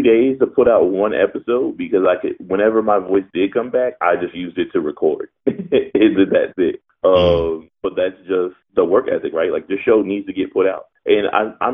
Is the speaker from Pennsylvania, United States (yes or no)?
yes; Philadelphia, Pennsylvania, United States; I was born and raised in Philadelphia